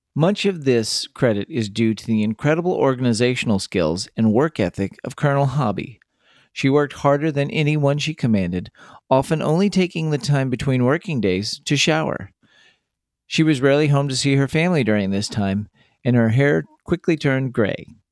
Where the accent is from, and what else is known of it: Texas, United States; born or raised there